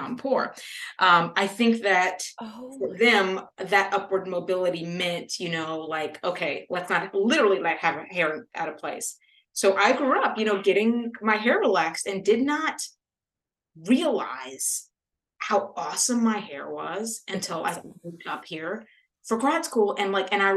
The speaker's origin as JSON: {"language": "English", "region": "Louisiana", "country": "United States", "tie": "born or raised there", "said": "I grew up in Louisiana"}